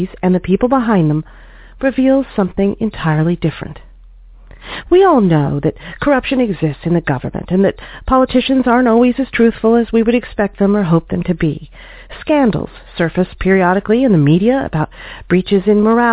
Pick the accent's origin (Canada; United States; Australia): United States; As American consumers